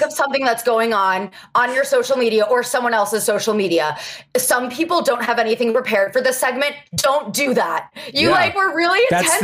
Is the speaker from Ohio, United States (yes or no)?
yes; Cincinnati, Ohio, United States; I'm from Ohio